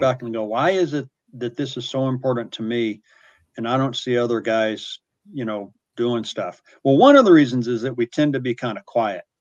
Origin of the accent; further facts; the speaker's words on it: the South, United States; I grew up in the South where there were altar calls and people talked about Jesus